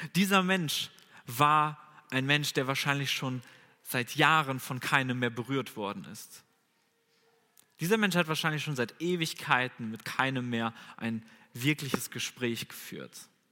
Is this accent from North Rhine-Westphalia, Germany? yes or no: yes; Bünde, North Rhine-Westphalia, Germany; moved away as an adult; now in Bonn, Germany; Ich komme ursprünglich aus Bünde, das ist ja gar nicht so weit weg von hier